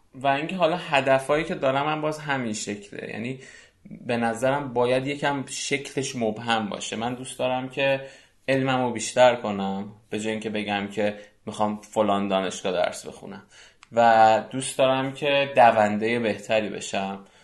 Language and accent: Persian; Iran; ما که ایرانی هستیم